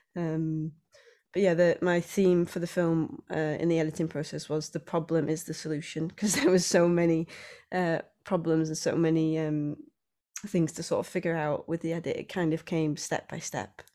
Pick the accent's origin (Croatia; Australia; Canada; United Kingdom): United Kingdom; Wales; also born or lived in Anglesey; being Welsh